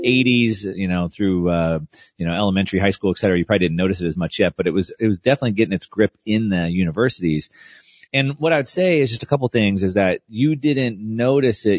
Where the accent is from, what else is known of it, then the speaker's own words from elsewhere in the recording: South Texas, United States; I grew up in South Texas.